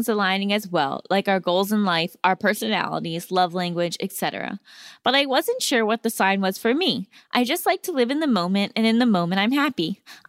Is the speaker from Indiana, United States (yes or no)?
no; Seattle, Washington, United States; Hi, Allison and Gabby. I'm from Seattle and I'm a longtime listener.